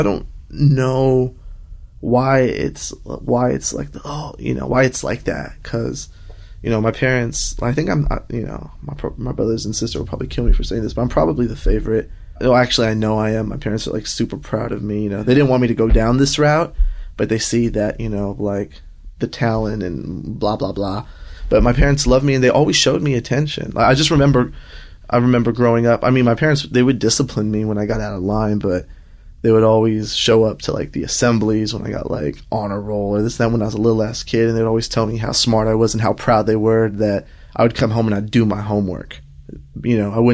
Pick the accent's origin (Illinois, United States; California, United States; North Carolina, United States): California, United States; Los Angeles; also born or lived in Riverside County, California; Riverside County, because I was born in East Los Angeles